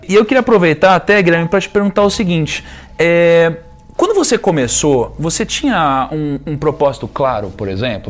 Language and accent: Portuguese; Rio de Janeiro, Brazil; eu sou carioca